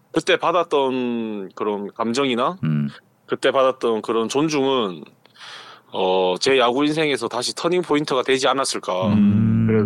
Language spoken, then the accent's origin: Korean; Gyeongsang, South Korea; 제가 경상도 남자다 되다, 되다 보니까